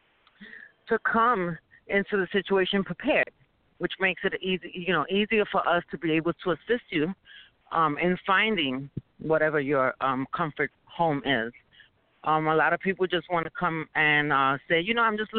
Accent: New York City, New York, United States; we're from New York City

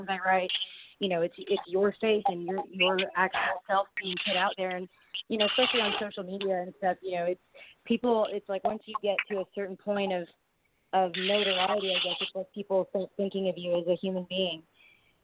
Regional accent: Canada; moved away as an adult; now in United States; being a Canadian, you know, and living in America now

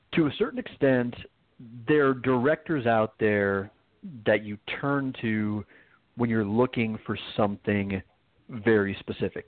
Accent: Arizona, United States; moved away; oh, I miss my home state

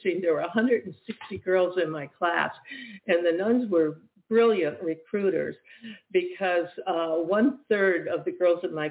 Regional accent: Michigan, United States; moved away as an adult; also born or lived in New York City; I was from Michigan

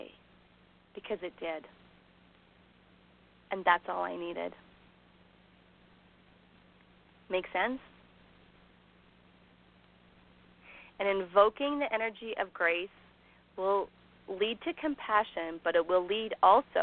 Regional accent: Canada; I'm Canadian

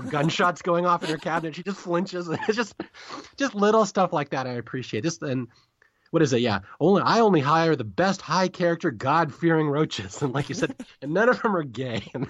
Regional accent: Seattle, Washington, United States; I'm from Seattle

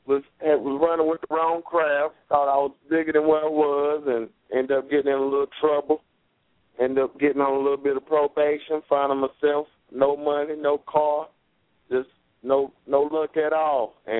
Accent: Lexington, North Carolina, United States; also born or lived in Atlanta; when I go back to my hometown, North Carolina

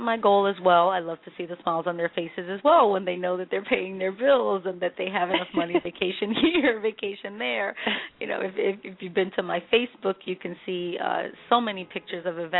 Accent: New York, United States; I was born here in New York in the heart of the Bronx

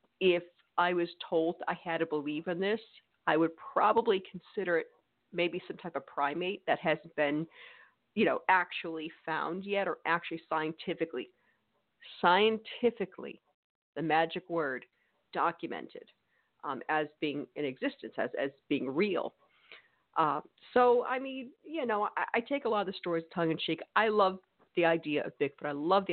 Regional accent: Connecticut, United States; now in Mississippi, United States; I'm from Connecticut, but I'm in New England.

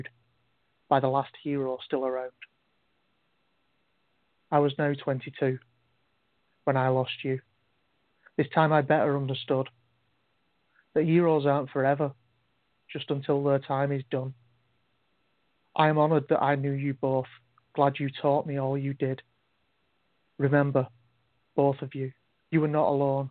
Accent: England, United Kingdom; now in Wales, United Kingdom; I'm actually from England, but I'm in Wales now.

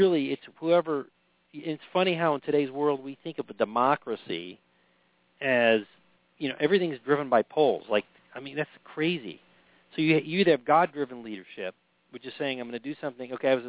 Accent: New York, United States; also born or lived in Washington, D.C.; But, I come from New York and Washington, D.C., where, you know, I have friends of just about every color, shade, you name it, ethnicity, religious background, and we all got along pretty good.

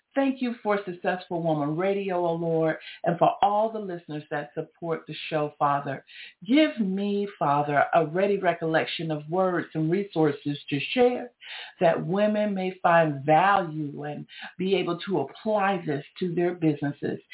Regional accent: Georgia, United States; I'm from Georgia

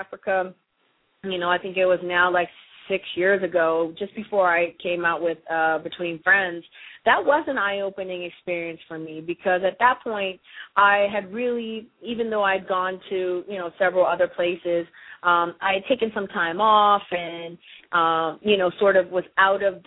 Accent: Windsor, Ontario, Canada; moved away; also born or lived in Detroit; I'm from Windsor, Ontario, Canada.

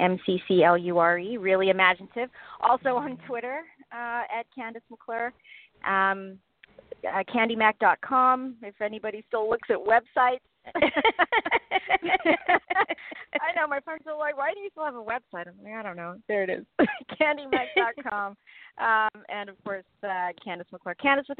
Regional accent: South Africa; but growing up in South Africa, I never thought for a second that that's actually what I would get to do with my life.

